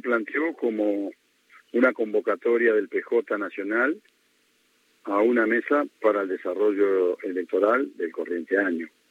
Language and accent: Spanish; Buenos Aires Province, Argentina; como bonaerense